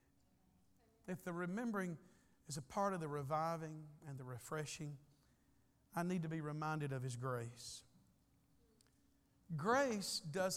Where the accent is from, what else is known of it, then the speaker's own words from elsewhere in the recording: United States; I'm an American and I live in a rich country